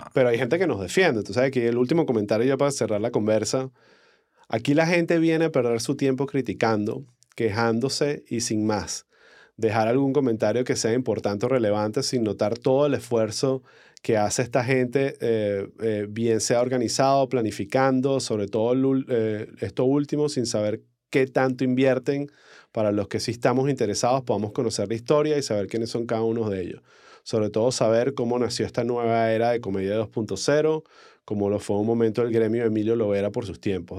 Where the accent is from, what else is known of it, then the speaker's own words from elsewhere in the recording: Caracas, Capital District, Venezuela; accent: caraqueño cifrino del este; mi acento caraqueño, cifrino mandibuleado